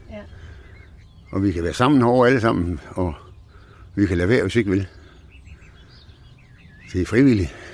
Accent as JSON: {"language": "Danish", "town": "Aarhus", "region": "Central Denmark Region", "country": "Denmark", "tie": "born or raised there", "moved": "as an adult", "said": "Nej, jeg er ikke født herovre, jeg er født i Aarhus."}